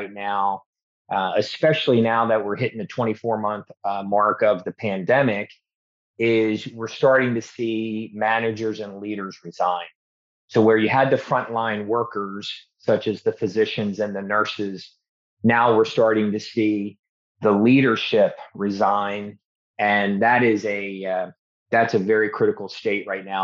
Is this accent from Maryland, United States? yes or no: yes; Baltimore, Maryland, United States; I'm from Baltimore originally, so I'm a Baltimore Raven fan